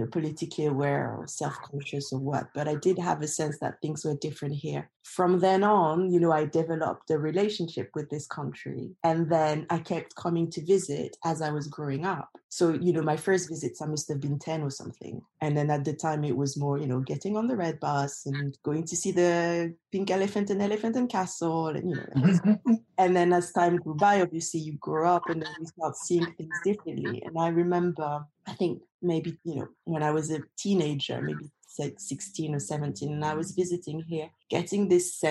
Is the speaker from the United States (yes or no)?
no; France; moved away as an adult; now in London, United Kingdom; I'm French